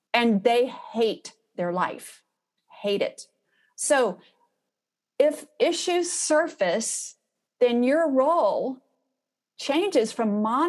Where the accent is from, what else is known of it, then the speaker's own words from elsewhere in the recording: Houston, Texas, United States; I'm from Houston